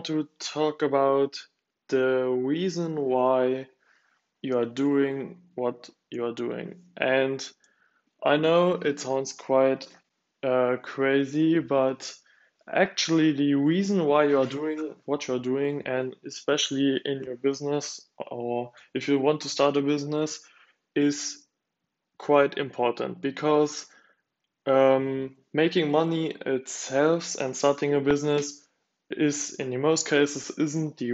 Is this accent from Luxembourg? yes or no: yes; Luxembourg; now in Germany; my parents are divorced, and we are from Luxembourg